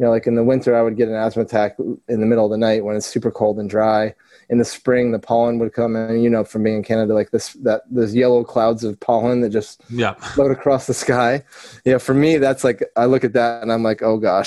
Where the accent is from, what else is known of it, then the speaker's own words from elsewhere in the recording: Vermont, United States; moved away as an adult; also born or lived in Charlotte, North Carolina / Fort Lauderdale / Miami; my journey started in Vermont. And growing up in Vermont